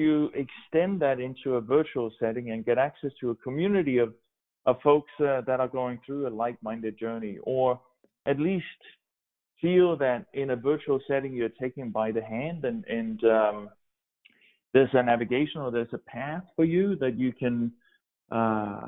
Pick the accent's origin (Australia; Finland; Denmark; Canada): Denmark; English is a second language; moved away as an adult; also born or lived in Oregon; now in United States; I grew up in Denmark and spent my first 25 years, I guess, in Denmark